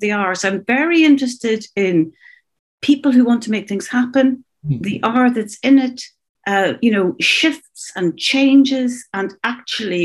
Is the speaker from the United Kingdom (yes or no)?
yes; Northern Ireland, United Kingdom; moved away as an adult; also born or lived in Dublin, Ireland / New York, United States; I was brought up in Northern Ireland, this very disrupted, particularly teenage life. I went to Trinity College at 18 and I wanted to escape the North